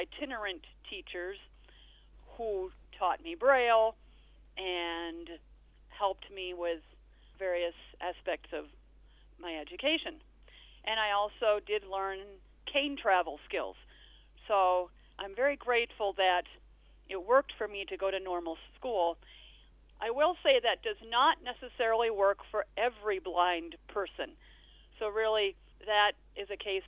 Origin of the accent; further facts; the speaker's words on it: Elmira, New York, United States; I was born and raised in Elmira, New York.